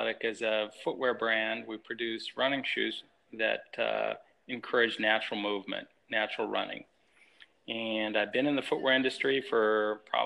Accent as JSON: {"language": "English", "region": "Colorado", "country": "United States", "tie": "born or raised there", "also_born_or_lived": "Tulsa, Oklahoma / Boston", "moved": "as an adult", "said": "I grew up in Colorado. It was a great place to grow up."}